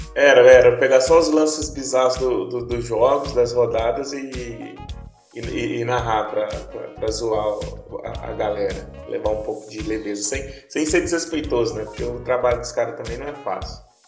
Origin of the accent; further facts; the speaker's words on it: Carmo do Paranaíba, Minas Gerais, Brazil; moved away; also born or lived in Uberlândia; eu falo que sou de Carmo do Paranaíba